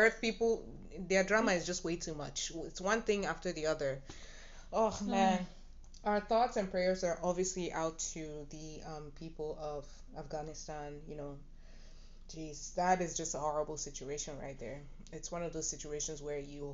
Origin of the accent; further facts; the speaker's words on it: Nigeria; my Nigerian people